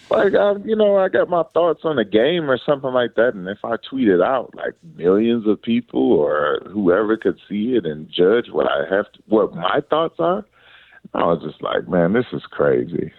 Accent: Detroit, Michigan, United States; growing up in Detroit, Michigan

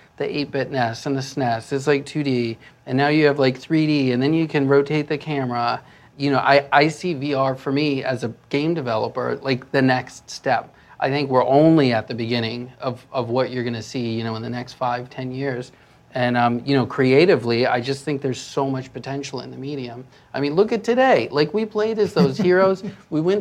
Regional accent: New York, United States; moved away as an adult; also born or lived in Texas; now in California, United States; I grew up in New York.

